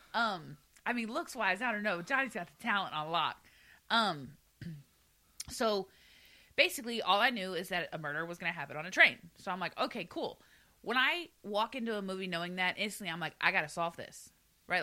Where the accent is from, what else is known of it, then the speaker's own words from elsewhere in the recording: the South, United States; I'm from the South.